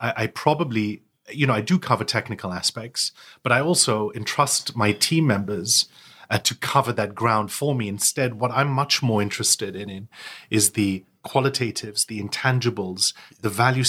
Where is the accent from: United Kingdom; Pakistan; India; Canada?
United Kingdom; also born or lived in United States; I wasn't born here. I was born in the States. And, you know, I lived all over the world before finally settling in the UK. So, you know, I moved to the UK when I was 11.